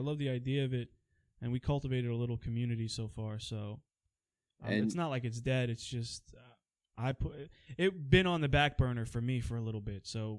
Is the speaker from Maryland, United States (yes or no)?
no; Queens, New York, United States; also born or lived in Long Island; now in New Jersey, United States; I was born in Queens, then I moved to Long Island, then back to Queens, then Jersey, then back to Queens, and now back to Jersey again.